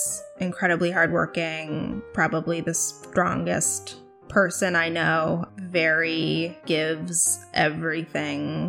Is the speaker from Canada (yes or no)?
yes; Toronto, Ontario, Canada; first language Russian; also born or lived in Thornhill; I was born pretty much near Bathurst and Steeles, which was a heavily Russian Jewish neighborhood, and then we kind of moved a little bit within like Thornhill, and I went to high school near Dufferin and Finch